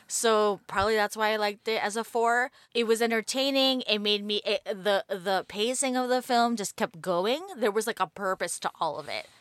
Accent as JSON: {"language": "English", "town": "New York City", "region": "New York", "country": "United States", "tie": "born or raised there", "said": "I grew up in New York City"}